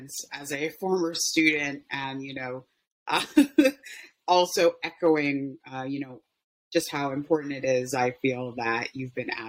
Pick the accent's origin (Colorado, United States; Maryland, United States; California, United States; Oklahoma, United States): Maryland, United States; Baltimore; I'm from Baltimore, born and raised